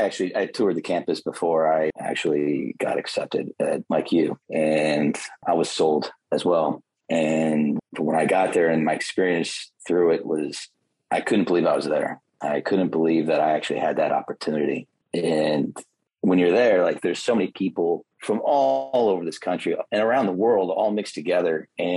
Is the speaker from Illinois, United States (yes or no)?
yes; Illinois, United States; I'm originally from Illinois.